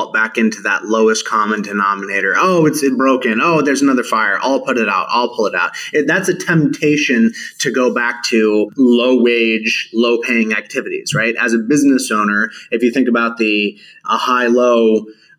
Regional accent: Texas, United States; also born or lived in Austin, Texas; I'm from Texas. I'm recording this in Austin, Texas right now.

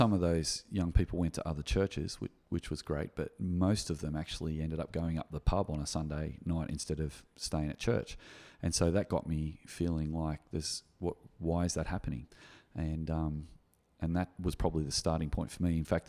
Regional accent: Gymea, New South Wales, Australia; my experience growing up in Guymer Anglican Church in the 1980s

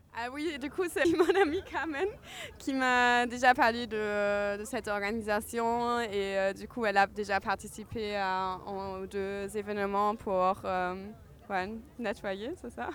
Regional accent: Germany; French is a second language; moved away as an adult; now in Marseille, France; je viens d'Allemagne

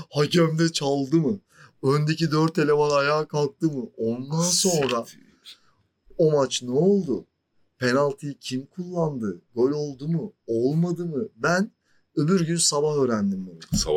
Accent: Turkey; Niye abi Türk'üm evet sıkıntı yok.

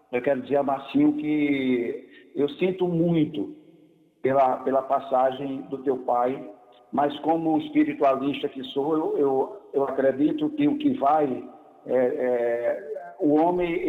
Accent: Soledade, Paraíba, Brazil; estou residindo em Soledade

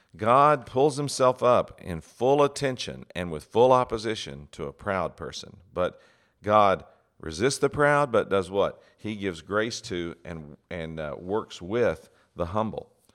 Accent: West Texas, United States; I grew up in West Texas

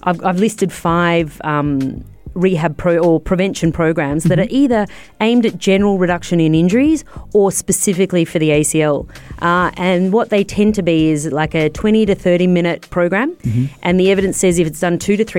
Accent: Australia; I know a lot about Aussie rules because I'm Australian and that's the sport I follow

